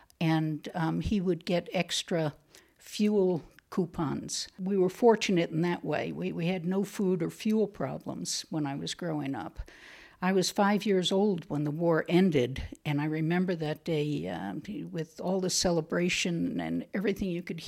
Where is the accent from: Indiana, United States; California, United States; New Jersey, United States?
New Jersey, United States; born there; I was born in New Jersey, outside New York City.